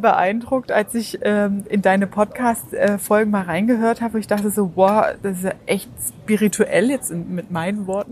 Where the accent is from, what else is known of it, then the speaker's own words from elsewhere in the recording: Germany; bei uns in Deutschland